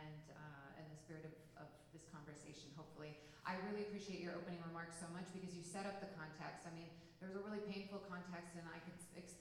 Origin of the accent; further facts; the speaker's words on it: San Diego, California, United States; now in Pasadena, United States; I grew up in San Diego, as a beach loving, swimming, my high school newspaper editor, and was also Muslim